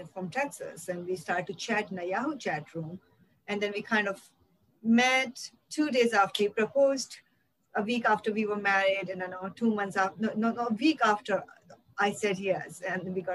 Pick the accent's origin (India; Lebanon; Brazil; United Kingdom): India; I grew up in India in a very small town